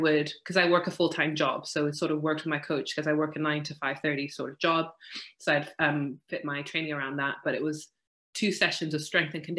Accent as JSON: {"language": "English", "country": "Malawi", "tie": "born or raised there", "moved": "yes", "lives_now": "Wales, United Kingdom", "said": "I grew up in Malawi, which is in Southeast Africa"}